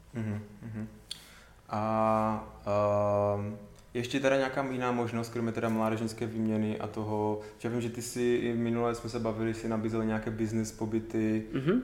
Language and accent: Czech; Karviná region, Moravian-Silesian Region, Czechia; tady u nás na Karvinsku